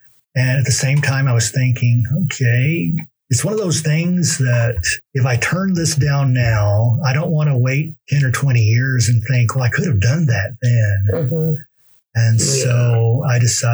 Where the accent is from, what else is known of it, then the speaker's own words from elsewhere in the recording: Georgia, United States; moved away as an adult; also born or lived in Rome, Georgia / Dalton, Georgia / Midwest; now in St. Petersburg, Russia; As an American, especially someone who grew up in Georgia, then lived in the Midwest